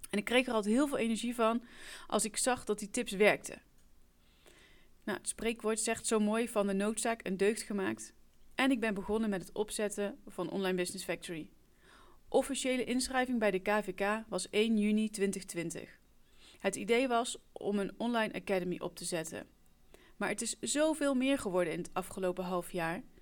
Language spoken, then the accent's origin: Dutch; Gelderland, Netherlands; Ik kom oorspronkelijk uit Gelderland, maar ik woon alweer heel wat jaartjes in het Burgondische Brabant.